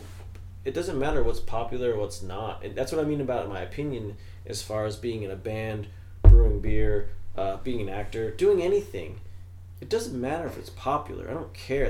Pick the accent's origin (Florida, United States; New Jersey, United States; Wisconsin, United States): New Jersey, United States; I'm from New Jersey